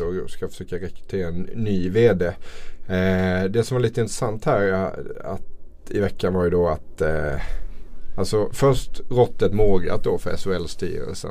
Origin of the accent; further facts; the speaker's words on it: Småland, Sweden; Jag är ju från Småland här